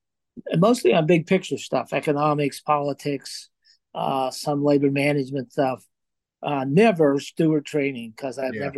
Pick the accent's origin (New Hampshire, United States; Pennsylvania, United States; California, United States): Pennsylvania, United States; Johnstown; Yeah, I grew up in Johnstown, Pennsylvania, in a steelworker family with a lot of steelworker uncles and neighbors, and in a steel town, was a steel town then.